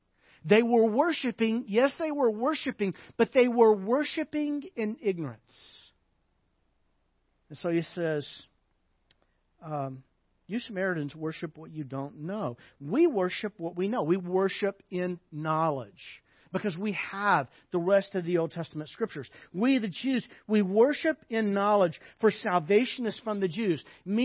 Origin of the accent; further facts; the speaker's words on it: the South, United States; It'd be kind of like when I was a kid growing up in the South, you would call someone you didn't know, a lady, you would call her ma'am.